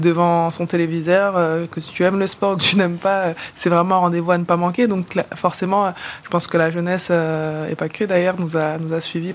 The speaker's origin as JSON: {"language": "French", "town": "La Courneuve", "region": "Île-de-France", "country": "France", "tie": "born or raised there", "also_born_or_lived": "Villepinte", "said": "Je suis née à Villepinte, j'ai grandi à La Courneuve"}